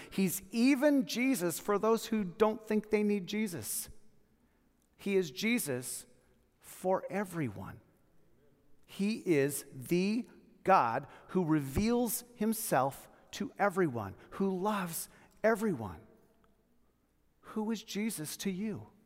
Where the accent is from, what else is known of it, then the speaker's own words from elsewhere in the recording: United States; As American Christians